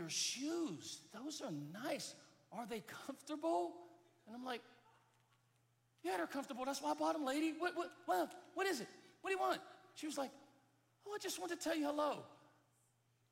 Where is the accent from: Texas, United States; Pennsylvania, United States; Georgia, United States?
Pennsylvania, United States; Pittsburgh; moved away as an adult; also born or lived in New York City; now in Jacksonville, United States; I'm originally from Pittsburgh, Pennsylvania